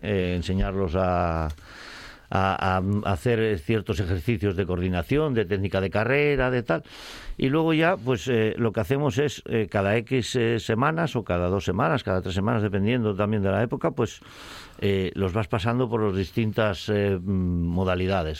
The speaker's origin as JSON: {"language": "Spanish", "country": "Spain", "tie": "born or raised there", "said": "tengo veintipico críos en grado también en mi pueblo natal"}